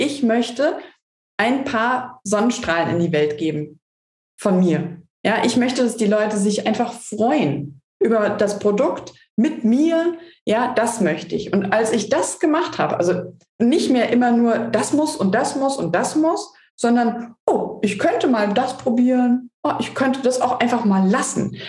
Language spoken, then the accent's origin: German; Hesse, Germany; als Hesse